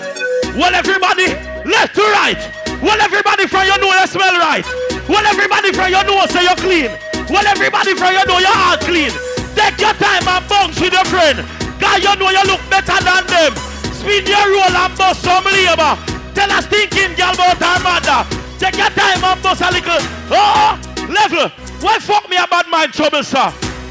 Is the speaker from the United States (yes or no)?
yes; Brooklyn, New York, United States; I come from Brooklyn.